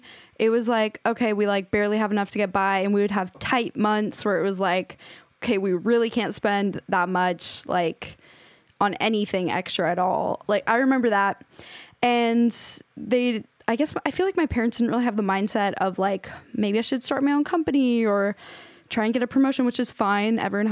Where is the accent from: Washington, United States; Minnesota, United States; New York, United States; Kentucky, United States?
Washington, United States; the town I grew up in Washington.